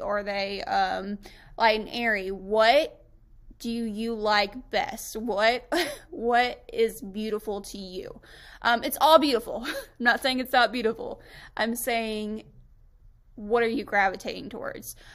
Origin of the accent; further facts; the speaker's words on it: Tampa, Florida, United States; moved away as an adult; now in Western Kentucky, United States; I was actually born and raised in Tampa, Florida